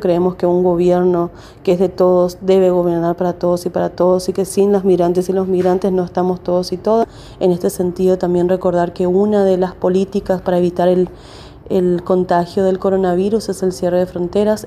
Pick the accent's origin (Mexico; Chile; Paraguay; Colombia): Paraguay; moved away as an adult; now in Argentina; soy inmigrante paraguaya acá en Argentina hace 17 años